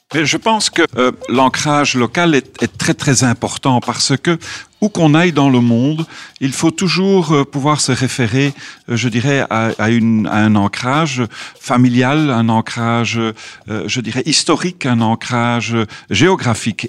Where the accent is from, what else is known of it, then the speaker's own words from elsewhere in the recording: Belgium; comme Belge évidemment, on est très ouvert sur le monde. On a un tout petit pays